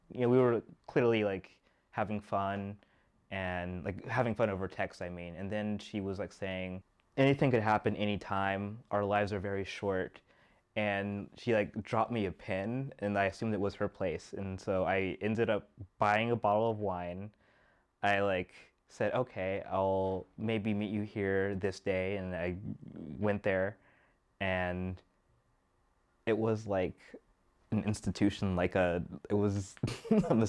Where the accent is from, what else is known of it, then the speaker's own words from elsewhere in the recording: Texas, United States; moved away; also born or lived in Washington, D.C. / China; I'm originally from Texas by way of Washington, D.C.